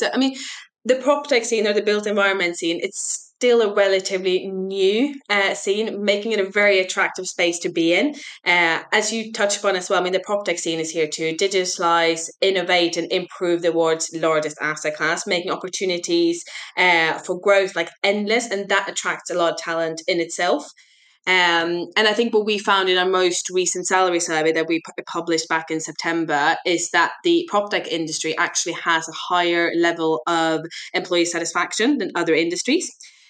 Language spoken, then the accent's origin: English; Glasgow, Scotland, United Kingdom; now in London, United Kingdom; bachelor degree in business and finance up in Glasgow, hence the mixed accent. Sometimes my team thinks I am Irish. I have actually never been to Ireland, but it is from absolutely everywhere.